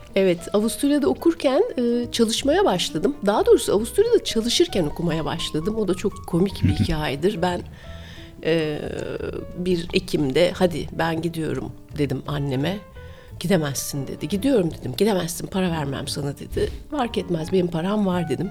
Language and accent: Turkish; Istanbul, Turkey; moved away as an adult; also born or lived in Vienna, Austria; İstanbulluyum ben. İstanbul'da doğdum, büyüdüm Gümüşsuyu'nda.